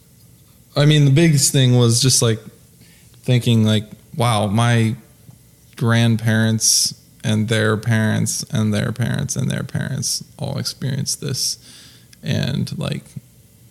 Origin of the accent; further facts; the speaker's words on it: Columbus, Ohio, United States; also born or lived in Chicago; now in Houston, United States; I grew up in Columbus, Ohio